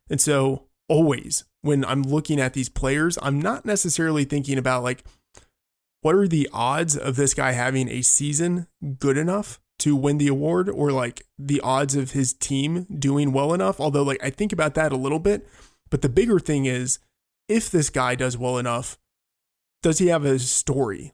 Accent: Texas, United States; moved away; also born or lived in Northeast United States; born and raised in Texas

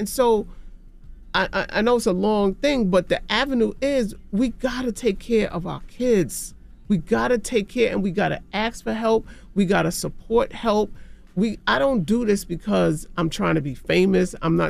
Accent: New York City, New York, United States; I'm from Jamaica, Queens.

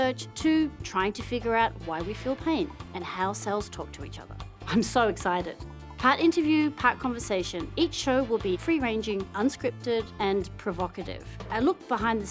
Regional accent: Geelong, Victoria, Australia; moved away as an adult; also born or lived in Leiden, Netherlands; I was born and raised in Geelong, Australia. Yep, that's the accent you hear.

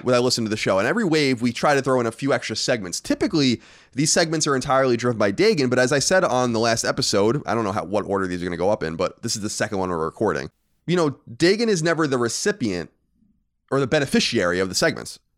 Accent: Long Island, New York, United States; we grew up in New York

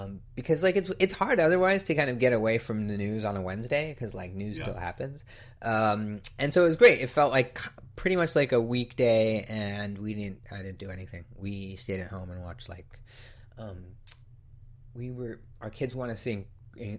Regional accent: Orange County, California, United States; I grew up in Orange County, where like you could see the you could see the fireworks from Disneyland sort of every night in the summer

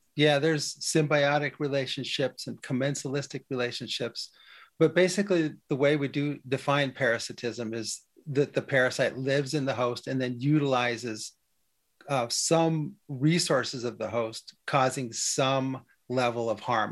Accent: Western Oregon, United States; when I was a kid growing up in Western Oregon, we had a farm

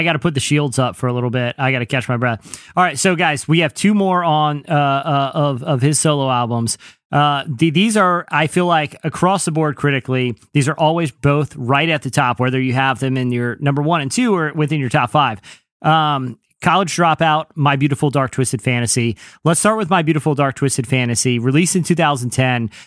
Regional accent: Virginia Beach, Virginia, United States; I'm from Virginia Beach

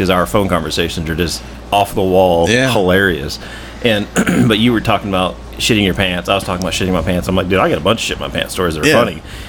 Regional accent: United States; I'm American.

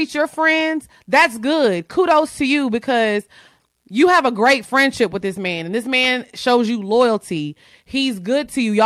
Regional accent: Orange, Texas, United States; moved away; I'm from Orange. So my mom still lives in Orange.

